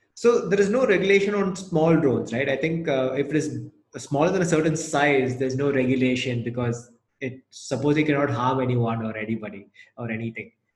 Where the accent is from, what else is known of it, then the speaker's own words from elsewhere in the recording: Chennai, Tamil Nadu, India; now in Gurgaon, India; I'm from Chennai